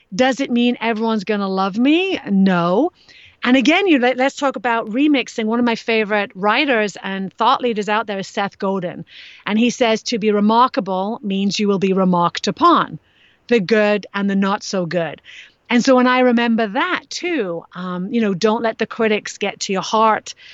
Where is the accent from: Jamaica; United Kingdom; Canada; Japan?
United Kingdom; England; moved away; I grew up in England